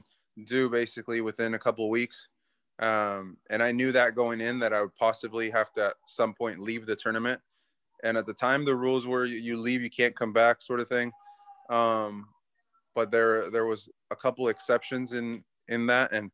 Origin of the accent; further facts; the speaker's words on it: Santa Ana, California, United States; now in Houston, United States; I grew up in Southern California